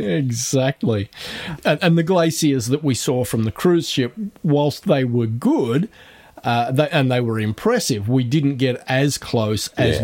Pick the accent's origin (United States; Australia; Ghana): Australia